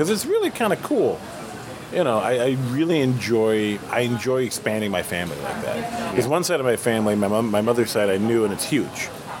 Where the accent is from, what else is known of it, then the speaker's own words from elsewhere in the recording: United States; I'm born in America. I'm an American.